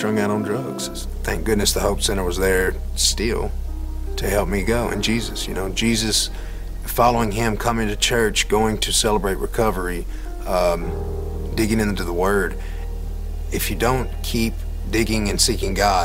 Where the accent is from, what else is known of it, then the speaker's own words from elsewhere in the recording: Atwood, Tennessee, United States; I was born and raised in Carroll County, Tennessee, a little town called Atwood.